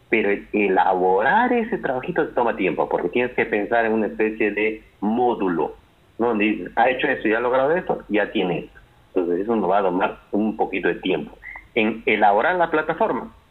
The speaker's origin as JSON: {"language": "Spanish", "country": "Peru", "said": "cuántos somos los peruanos tolerantes a la homosexualidad"}